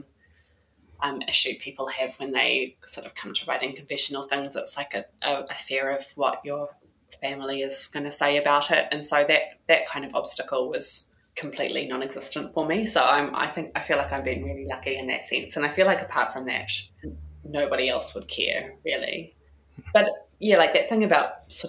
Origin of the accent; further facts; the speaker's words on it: New Zealand; we grew up in New Zealand with a very British tradition of poetry